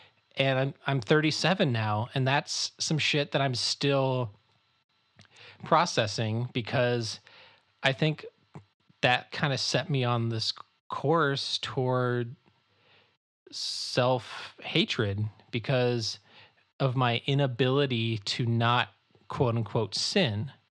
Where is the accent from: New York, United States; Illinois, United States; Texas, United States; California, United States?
Illinois, United States; Chicago; also born or lived in Florida / Kansas; And so I was born in Chicago. We moved to Florida. We moved to Kansas, where my dad was a pastor of an evangelical covenant church in Kansas. And then we moved to the Chicago, northwest suburbs of Chicago in like 94.